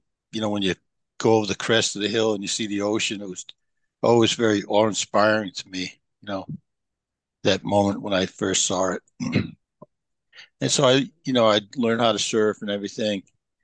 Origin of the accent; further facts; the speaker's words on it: Pawtucket, Rhode Island, United States; moved away as an adult; Well, I'm from Pawtucket, Rhode Island. And I grew up behind Hasbro, where they used to make G.I. Joes and Mr. Potato Head. And my parents were mill rats, you know. And so I grew up in the dumpster behind Hasbro